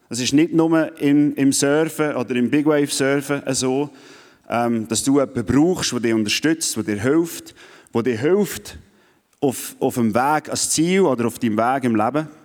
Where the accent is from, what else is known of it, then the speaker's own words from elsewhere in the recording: Switzerland; Vor allem, wenn man als Schweizer, der ohne Wellen aufgewachsen ist, wo einisch am Meer war